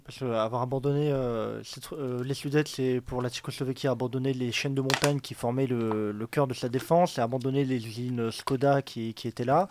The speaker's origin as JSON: {"language": "French", "area": "Dordogne", "region": "Nouvelle-Aquitaine", "country": "France", "said": "je viens de Dordogne, donc j'ai été à la préfecture de Périgueux"}